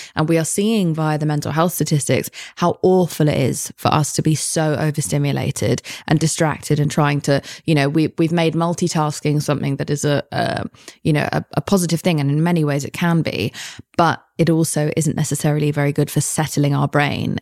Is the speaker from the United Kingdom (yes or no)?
yes; United Kingdom; I'm British